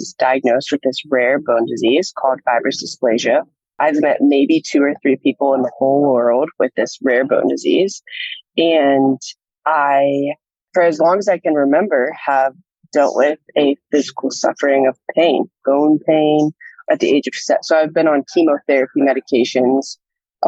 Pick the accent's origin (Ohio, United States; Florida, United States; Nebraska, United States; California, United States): Ohio, United States; Columbus; moved away as an adult; now in Nashville, United States; I'm from Columbus, Ohio, born and raised